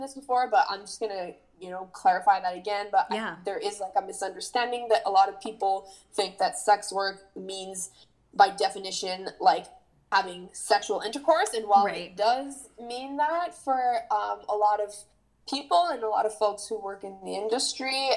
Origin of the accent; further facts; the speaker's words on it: Montreal, Quebec, Canada; I'm born and raised in Montreal